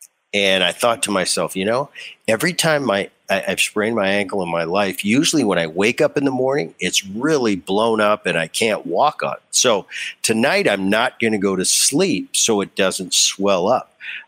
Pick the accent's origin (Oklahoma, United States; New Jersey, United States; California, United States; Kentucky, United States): New Jersey, United States; Medford; And I grew up in Jersey. I love that. Oh man, I played hockey in the winter. We used to you know, shovel off the lakes.